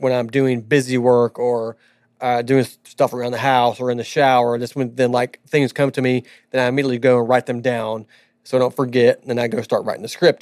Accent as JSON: {"language": "English", "region": "Southern California", "country": "United States", "tie": "born or raised there", "moved": "yes", "said": "I was born in Southern California."}